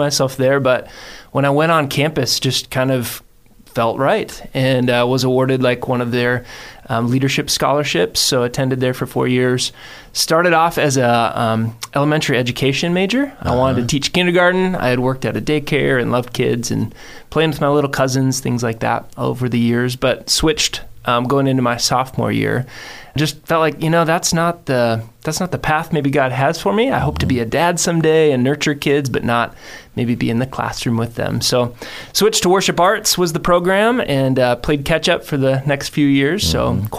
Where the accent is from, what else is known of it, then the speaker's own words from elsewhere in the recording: Buffalo, Minnesota, United States; now in Boise, United States; A little town called Buffalo, Minnesota